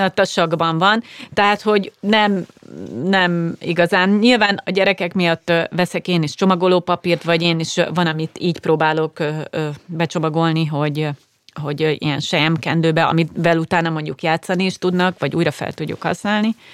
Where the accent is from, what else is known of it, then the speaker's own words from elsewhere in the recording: Szeged, Csongrád-Csanád, Hungary; now in Budapest, Hungary; én ugye vidéki lány vagyok, ott is ahonnan jövök Szegedről